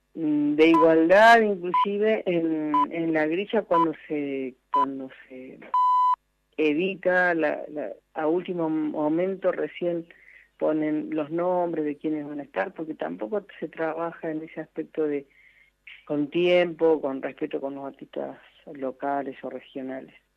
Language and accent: Spanish; Merlo, San Luis, Argentina; he estado en, en la villa de, mi, de mi región, mi pueblo